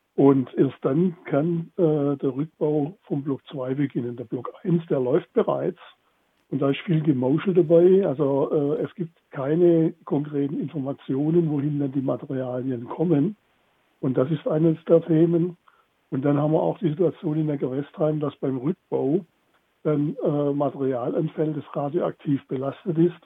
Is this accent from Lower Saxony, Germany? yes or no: no; Baden-Württemberg, Germany; bei uns in Baden-Württemberg